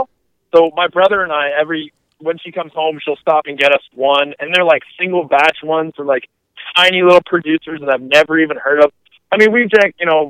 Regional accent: Canada; we're weird Canadian, we're a rare breed

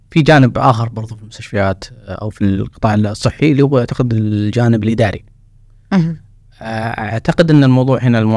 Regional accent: Saudi Arabia; الآن كنا نتكلم عن كطاقم كمخرجات السعودية ك اللهم لك الحمد انا سعوديين ترى مبدعين في تخصصات كثيره

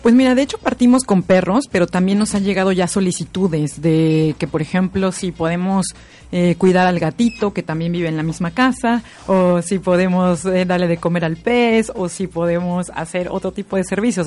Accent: Mexico; now in Viña del Mar, Chile

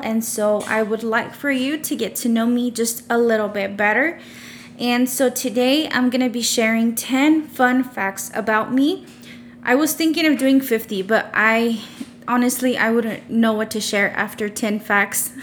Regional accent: Odessa, Texas, United States; I was born and raised in Odessa, Texas, and I'm still currently living here

